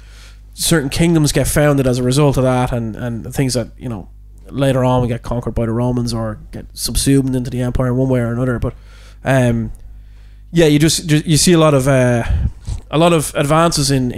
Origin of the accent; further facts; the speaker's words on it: Ireland; we're Irish